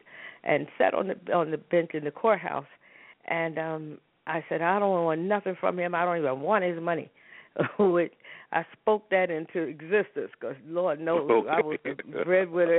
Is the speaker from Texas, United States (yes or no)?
no; New York City, New York, United States; moved away; also born or lived in Harlem; I grew up in New York. Matter of fact, I tell people I was born in Harlem and raised in the South Bronx